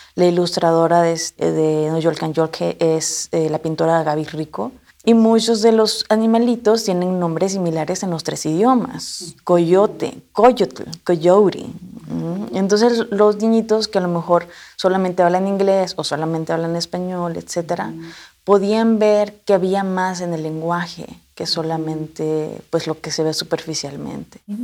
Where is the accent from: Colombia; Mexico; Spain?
Mexico; now in United States; sintiéndome más mexicana que el mole